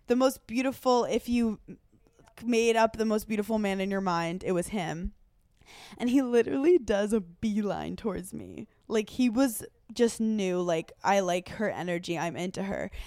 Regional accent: Italy; I'm from Italy

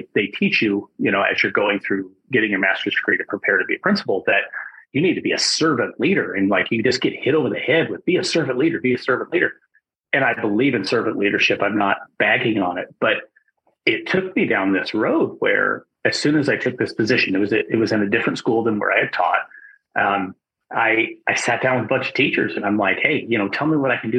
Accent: Wyoming, United States; a good sized high school in my home state of Wyoming

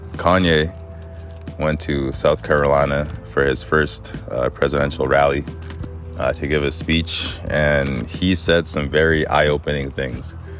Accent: Egypt; moved away; also born or lived in Canada; I was born in Egypt and I migrated to Canada with my mom.

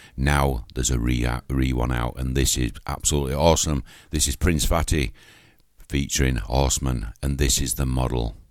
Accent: Yorkshire and the Humber, United Kingdom; accent: Yorkshire; It's my Yorkshire accent

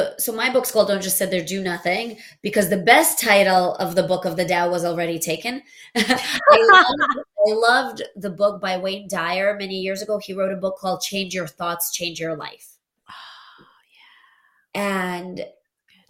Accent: Latvia; first language Russian; English is a second language; moved away; I was born in Latvia, but I spoke Russian

